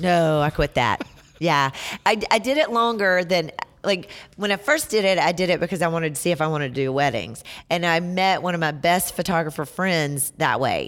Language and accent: English; Hartsville, South Carolina, United States; accent: Southern; also born or lived in Lafayette, Indiana; now in Greenville, United States; South Carolina born and raised